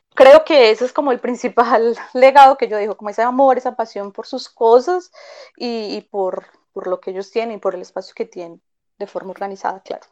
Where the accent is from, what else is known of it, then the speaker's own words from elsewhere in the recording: Medellín, Antioquia, Colombia; moved away as an adult; now in Belo Horizonte, Brazil; nací en Medellín, viví allí toda mi vida